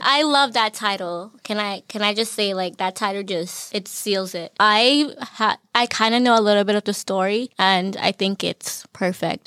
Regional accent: Newton, Massachusetts, United States; I'm a junior from Newton, majoring in communications, film concentration

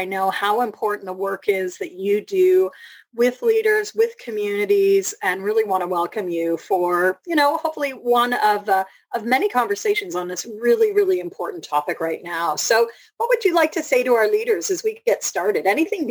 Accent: Canada; And as a Canadian

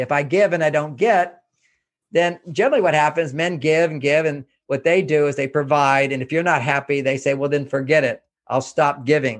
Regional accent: Houston, Texas, United States; I grew up in Houston, Texas

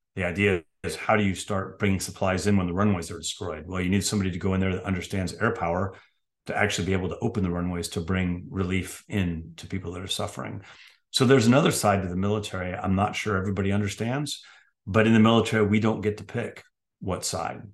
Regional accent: San Francisco, California, United States; moved away; I grew up in San Francisco, California

